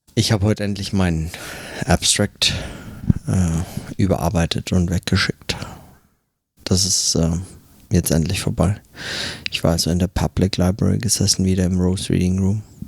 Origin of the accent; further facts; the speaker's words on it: Germany; now in New York, United States; bei uns in Deutschland